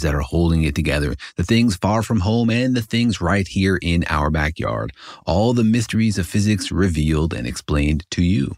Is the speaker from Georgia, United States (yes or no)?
no; Los Alamos, New Mexico, United States; I did grow up in Los Alamos